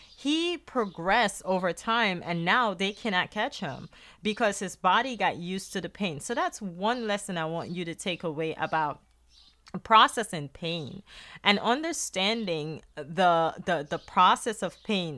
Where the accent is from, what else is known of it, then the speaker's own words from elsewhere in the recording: Guyana; accent: Guyanese; now in United States; my, my Guyanese accent